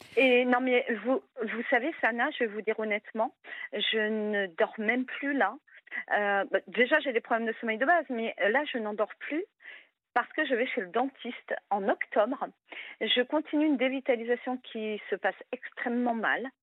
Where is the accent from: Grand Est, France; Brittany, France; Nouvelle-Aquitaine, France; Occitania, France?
Brittany, France; je suis bretonne